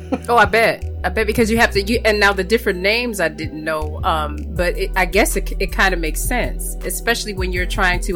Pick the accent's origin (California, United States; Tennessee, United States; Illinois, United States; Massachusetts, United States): Illinois, United States; Chicago; now in Florida, United States; I'm from Chicago